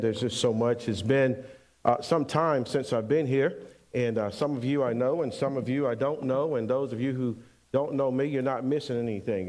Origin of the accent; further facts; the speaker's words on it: Pensacola, Florida, United States; moved away as an adult; also born or lived in Bainbridge / Syracuse, New York; We're actually from Pensacola, Florida, and so we end up going to Syracuse, New York